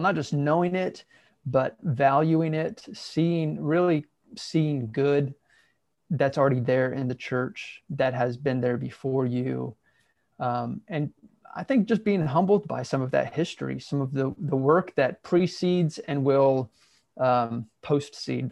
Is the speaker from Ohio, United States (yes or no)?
yes; Southeast Ohio, United States; moved away as an adult; also born or lived in Central Arkansas; now in Arkansas, United States; I grew up in a fairly conservative, smaller, rural church in Southeast Ohio.